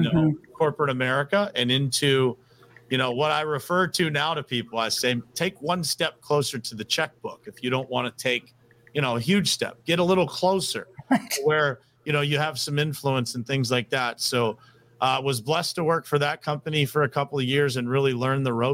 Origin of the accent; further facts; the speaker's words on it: Uniontown, Pennsylvania, United States; moved away as an adult; also born or lived in South Florida; I was born and raised in Uniontown, Pennsylvania, which is just a small town outside of Pittsburgh.